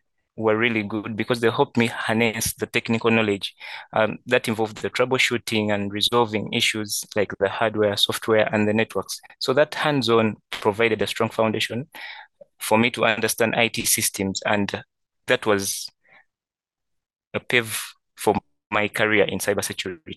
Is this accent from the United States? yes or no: no; Kampala, Central Region, Uganda; from Kampala, Uganda